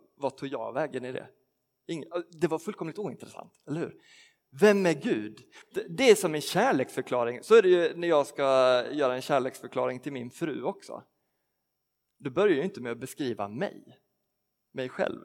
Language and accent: Swedish; Skåne, Sweden; moved away; för mig som är uppvuxen i Skåne